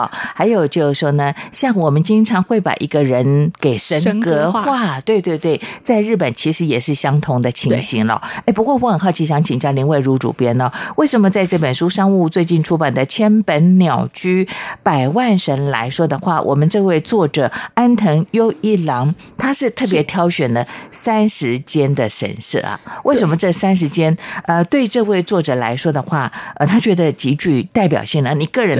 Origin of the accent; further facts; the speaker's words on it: Chiayi, Chiayi City, Taiwan; 连我的老家嘉义的嘉义公园也看得到这个痕迹啊